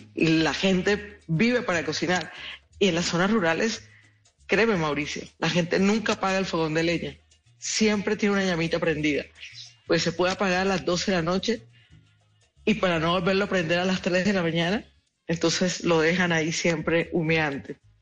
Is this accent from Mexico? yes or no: no; Colombian Caribbean coast, Colombia; la empanada con arroz no existe en nuestro universo caribeño